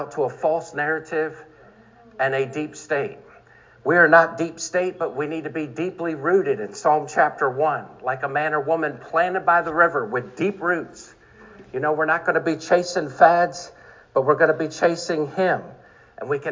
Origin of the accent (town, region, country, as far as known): Maryland, United States